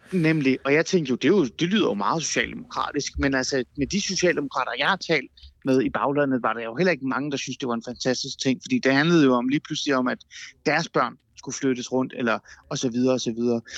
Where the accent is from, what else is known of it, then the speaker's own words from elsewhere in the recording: North Zealand, Capital Region of Denmark, Denmark; now in Aarhus, Denmark; jeg er jo faktisk på en eller anden måde blevet østjyde, ikke? selvom jeg er vokset op i Nordsjælland